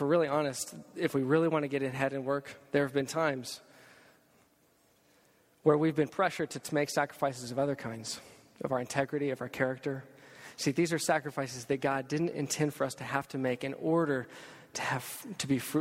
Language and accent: English; Texas, United States; as a Texan